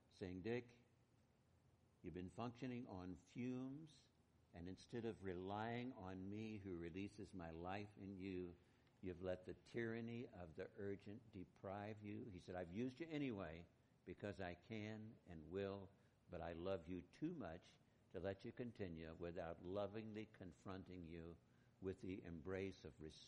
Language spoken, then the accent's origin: English; Boise, Idaho, United States; we hail from Idaho, Boise in particular